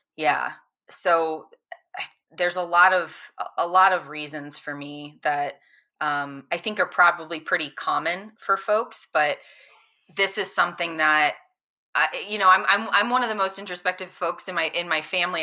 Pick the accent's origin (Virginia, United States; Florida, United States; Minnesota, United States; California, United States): Florida, United States; I grew up in Florida where it's hot and humid all the time